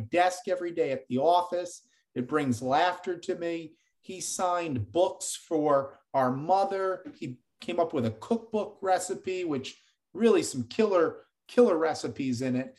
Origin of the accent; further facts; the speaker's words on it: Jersey Shore, New Jersey, United States; him and I played against each other in high school growing up in the Jersey Shore